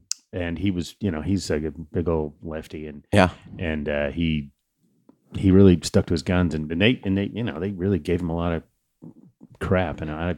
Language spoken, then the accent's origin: English; California, United States; I love New England. I'm a Californian, but I love New England.